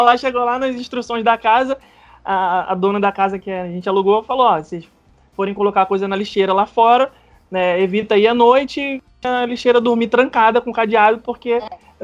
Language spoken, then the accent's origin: Portuguese; Rio de Janeiro, Brazil; moved away as an adult; now in Orlando, United States; morou eu e Rebeca a vida inteira no Rio de Janeiro